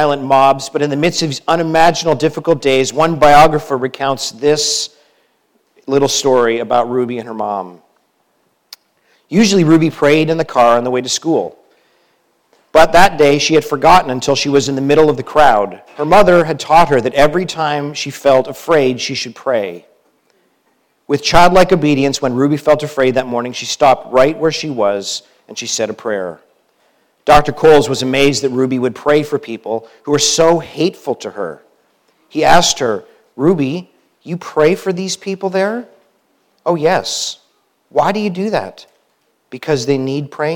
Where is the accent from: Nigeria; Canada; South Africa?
Canada; moved away as an adult; now in United States; as a Canadian now coming down to the U.S.